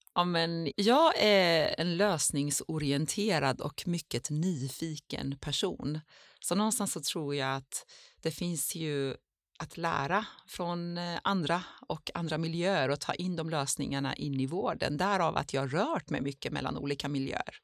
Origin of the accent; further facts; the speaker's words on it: Iran; now in Sweden; jag som är född i Iran och bor i Sverige